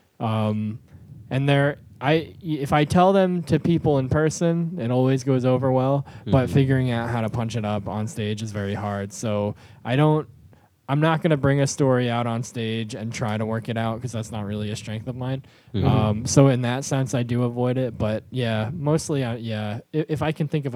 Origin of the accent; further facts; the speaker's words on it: Greenville, New York, United States; also born or lived in New Jersey; I was born in New Jersey. I grew up mostly in rural New York, like about an hour north of the city